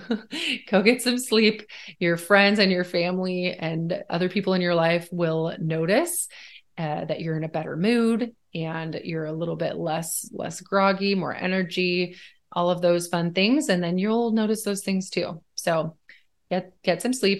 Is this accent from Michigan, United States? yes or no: no; Washington, United States; also born or lived in Sweden; Washington is like a four season state